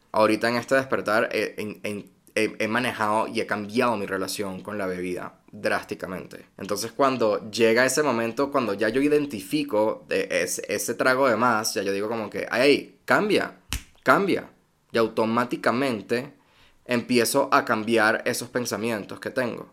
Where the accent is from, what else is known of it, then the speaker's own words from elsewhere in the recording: Venezuela; moved away; also born or lived in United States; soy venezolano